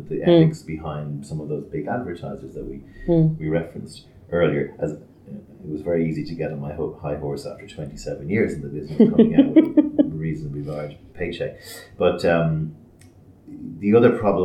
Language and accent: English; Ireland; We say in Ireland